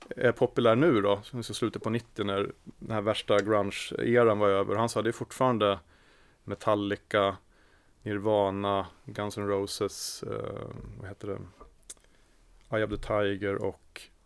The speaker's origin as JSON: {"language": "Swedish", "town": "Sigtuna", "region": "Stockholm County", "country": "Sweden", "tie": "born or raised there", "said": "Jag är född och uppvuxen i Sigtuna."}